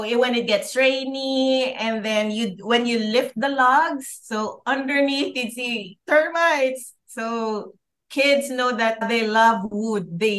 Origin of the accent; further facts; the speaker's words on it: Philippines; I lived in the city. {S1} Mm-hmm. {S2} And I grew up there, worked there for a while, and then transferred to the north of the Philippines